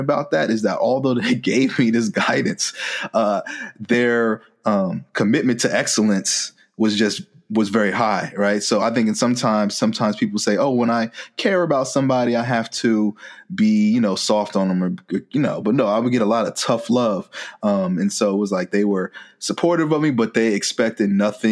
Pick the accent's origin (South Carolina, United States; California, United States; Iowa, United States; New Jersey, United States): New Jersey, United States; moved away as an adult; also born or lived in Virginia; I was originally from New Jersey and then I went to school all the way in Virginia as well